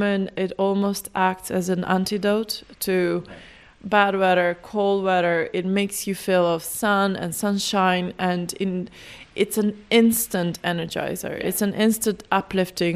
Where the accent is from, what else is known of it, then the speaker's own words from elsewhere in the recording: North Macedonia; now in Dublin, Ireland; I'm from Macedonia